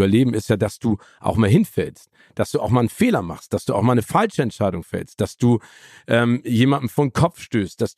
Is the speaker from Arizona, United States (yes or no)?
yes; Phoenix, Arizona, United States; born there; ich bin ja auch in Phoenix, Arizona geboren